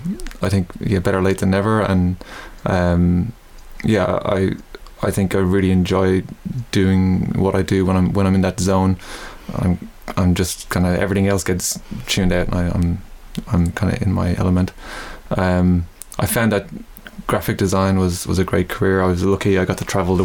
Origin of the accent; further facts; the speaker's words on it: Dublin, Leinster, Ireland; moved away as an adult; now in Melbourne, Australia; I grew up in Dublin, started music when I was about 8